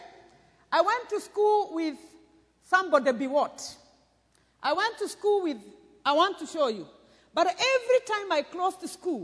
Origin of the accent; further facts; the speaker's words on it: Murang'a County, Kenya; I come from Mathioya, where J.J. Kamotho came from